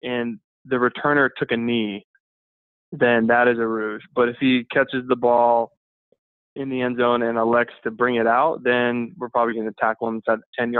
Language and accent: English; United States; as an American myself